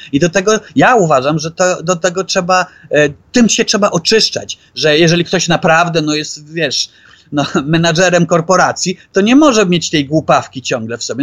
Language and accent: Polish; Poland; also born or lived in Norway; się wychowałem w tamtym świecie